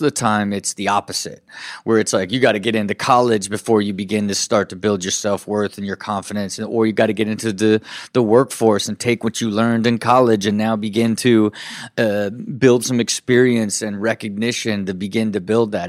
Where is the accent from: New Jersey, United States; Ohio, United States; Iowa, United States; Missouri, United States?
Ohio, United States; Kettering; Uh, born and raised in Kettering, Ohio.